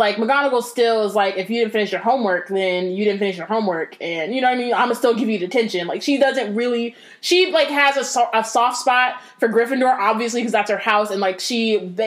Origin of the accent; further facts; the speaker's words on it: Northern California, United States; I'm from Northern California.